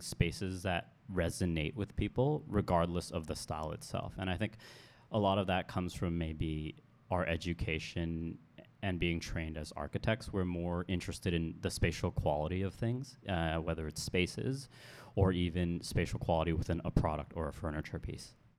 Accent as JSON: {"language": "English", "country": "Hong Kong", "tie": "born or raised there", "also_born_or_lived": "United States", "moved": "as an adult", "said": "born here, raised here. and then educated in the West"}